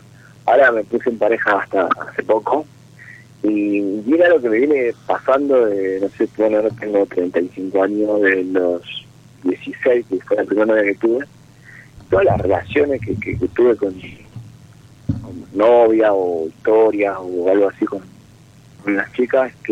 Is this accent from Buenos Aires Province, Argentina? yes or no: no; Jujuy, Argentina; De Jujuy.